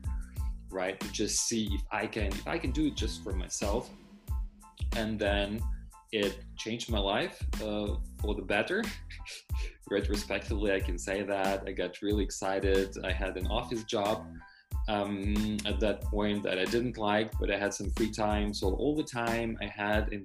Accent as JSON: {"language": "English", "country": "Ukraine", "tie": "born or raised there", "also_born_or_lived": "Germany", "first_language": "Russian", "second_language": "English", "moved": "as an adult", "lives_now": "Krakow, Poland", "said": "I studied translation interpreting in Ukraine, because this is where I was born. My mother tongue is Russian, and I learned Ukrainian"}